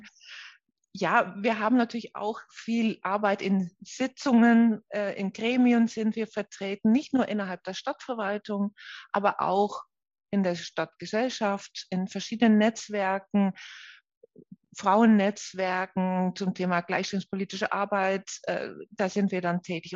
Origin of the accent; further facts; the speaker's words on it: Netherlands; German is a second language; moved away as an adult; now in Nuremberg, Germany; Ich komme ja aus den Niederlanden